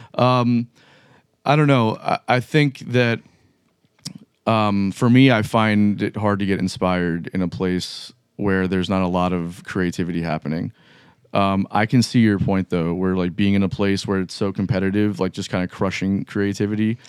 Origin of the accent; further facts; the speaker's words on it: Miami, Florida, United States; now in Jacksonville, United States; I'm from Miami